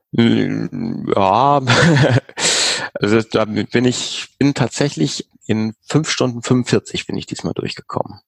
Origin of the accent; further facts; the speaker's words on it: Hamburg, Germany; Also es ist ja auch so meine Heimatstadt, da irgendwie in der Alster zu schwimmen